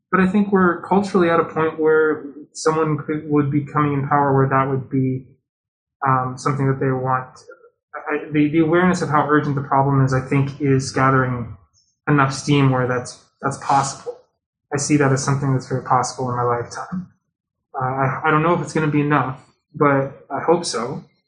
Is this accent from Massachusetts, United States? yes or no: yes; Massachusetts, United States; moved away; my my hometown is in Massachusetts